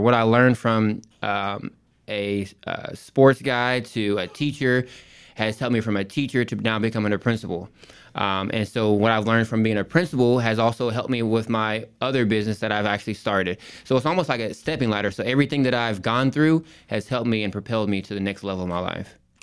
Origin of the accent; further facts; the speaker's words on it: Rowlett, Texas, United States; also born or lived in Port Arthur, Texas; I grew up, um, in a city called Rowlett, Texas